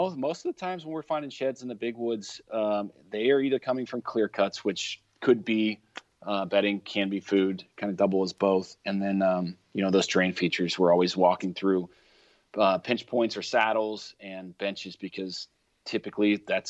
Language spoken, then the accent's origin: English; Ohio, United States; I know it's my home state